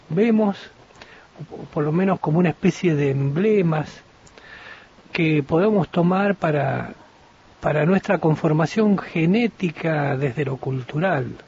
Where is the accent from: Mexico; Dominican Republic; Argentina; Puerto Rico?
Argentina; nuestro comportamiento como ciudadanos argentinos